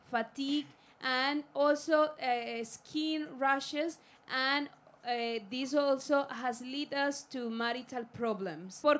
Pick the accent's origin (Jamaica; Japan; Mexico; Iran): Mexico; English is a second language; Um, she is my wife, Mariana. Uh, we are from Mexico.